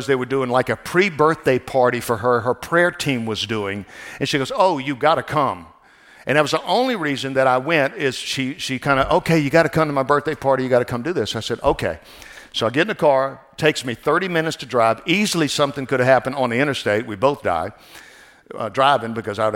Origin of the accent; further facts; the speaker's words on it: New Orleans, Louisiana, United States; I'm from New Orleans area, where jazz music, everything down there, and we're kind of a mixture of everything down there, Creole and stuff